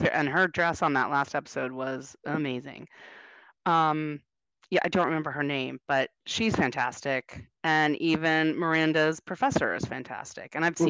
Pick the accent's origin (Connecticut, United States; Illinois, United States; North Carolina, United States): North Carolina, United States; born there; I mean, originally, I was born in North Carolina. I only lived there for like 6 months while my dad was going to grad school